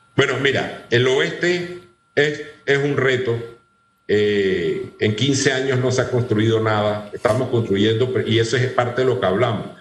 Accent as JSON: {"language": "Spanish", "country": "Panama", "said": "desde hace 200 años somos panameños"}